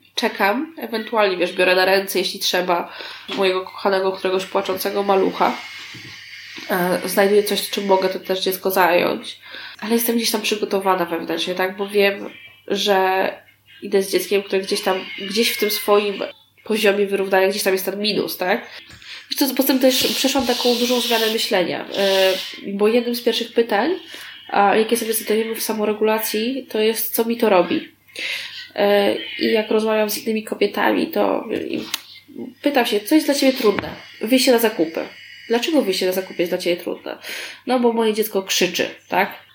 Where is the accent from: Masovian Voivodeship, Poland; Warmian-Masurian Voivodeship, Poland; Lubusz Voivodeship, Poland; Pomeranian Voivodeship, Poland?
Masovian Voivodeship, Poland; Warsaw; ja się wychowywałam na warszawskim Tarchominie